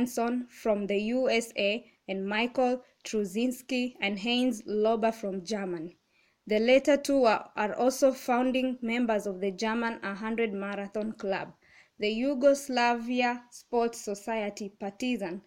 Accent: Kenya; I'm from Kenya

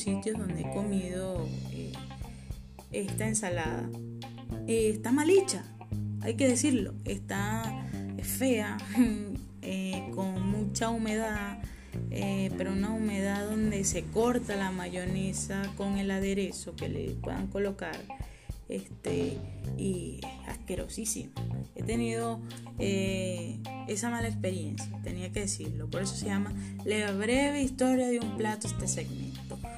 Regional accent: Guanare, Portuguesa, Venezuela; moved away as an adult; now in Santiago, Chile; soy de Guanar, Estado Portuguesa, Venezuela

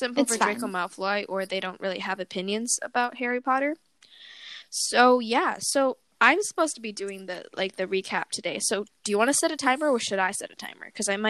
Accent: Canada; I'm Canadian

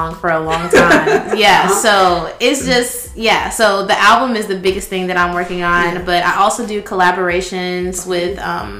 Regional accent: Columbus, United States; moved away as an adult; now in Atlanta, United States; I grew up in Columbus, but mm-hmm. I am currently staying in Atlanta. Okay. I've been there for about 3 years now.

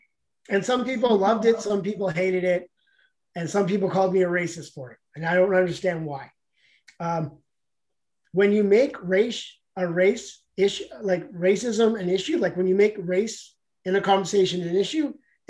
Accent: Canada; also born or lived in Los Angeles; I'm Canadian.

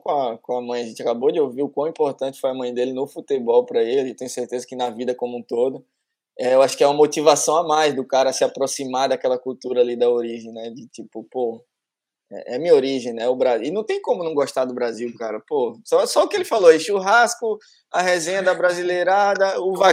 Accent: near Lausanne, Vaud, Switzerland; first language French; Portuguese is a second language; moved away as an adult; also born or lived in Florence, Italy / Sion, Switzerland; now in Australia; eu, nasci perto de Lausanne, mas eu cresci lá, entendeu?

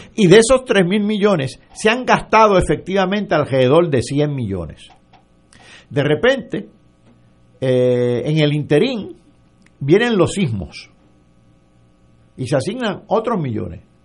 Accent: Yauco, Puerto Rico; a mi pueblo de Yauco

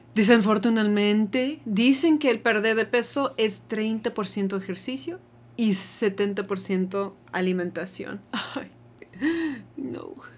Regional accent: United States; now in Mexico; cuando estoy en mi país, ya no me siento muy gringa tampoco

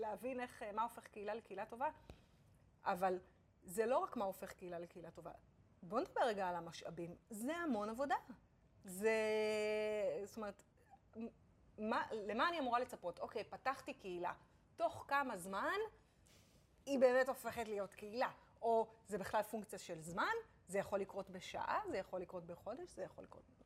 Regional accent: Israel; אנחנו ישראלים

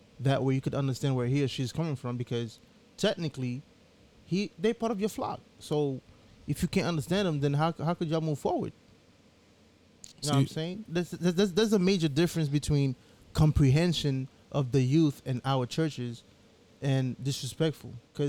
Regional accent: Haiti; also born or lived in United States; I grew up in Haiti and in the U.S.

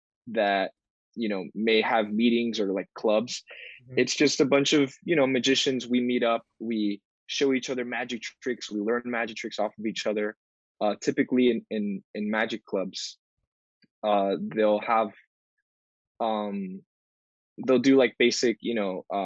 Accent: Miami, Florida, United States; I grew up in Miami, and in Miami there's there's a large Hispanic community

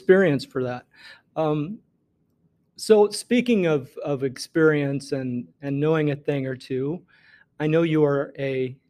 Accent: Northeast Missouri, United States; born or raised there; moved away

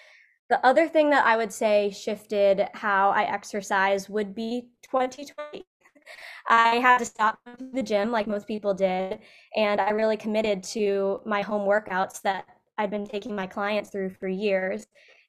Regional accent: Illinois, United States; So like you said, I was raised in Central Illinois, and I was always into movement and sports as a kid.

